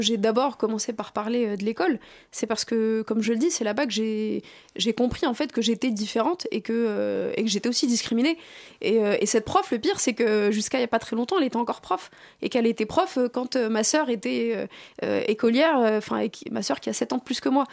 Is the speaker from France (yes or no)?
yes; France; je suis issu de banlieue et que je suis issu de l'immigration.